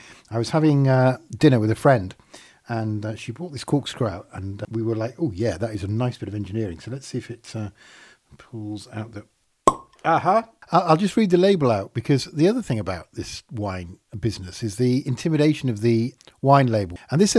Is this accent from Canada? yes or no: no; Yorkshire and the Humber, United Kingdom; Rich, I might not sound it, but I am from Yorkshire